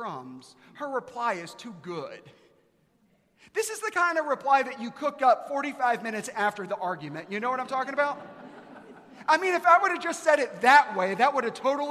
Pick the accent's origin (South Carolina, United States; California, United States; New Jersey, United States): South Carolina, United States; Aiken; now in Texas, United States; I'm from Aiken, South Carolina.